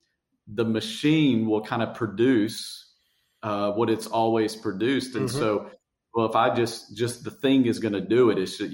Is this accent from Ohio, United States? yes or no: no; Tennessee, United States; accent: hillbilly; moved away as an adult; now in Fredericksburg, United States; I speak hillbilly because I grew up in Tennessee